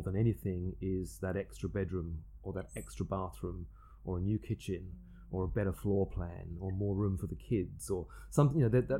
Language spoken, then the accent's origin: English; England, United Kingdom; We're both English. We both have a very similar sense of humour.